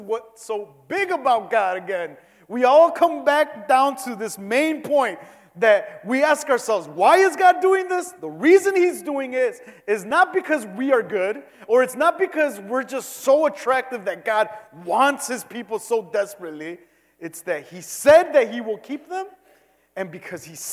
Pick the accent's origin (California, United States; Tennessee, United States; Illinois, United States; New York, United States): Illinois, United States; Cicero; I'm from Cicero